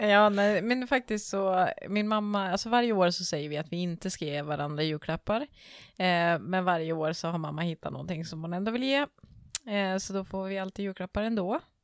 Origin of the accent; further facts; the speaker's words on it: Timrå, Västernorrland County, Sweden; moved away as an adult; now in Stockholm, Sweden; Jag kommer ju också från Västernorrland, men jag kommer ju från Timrå.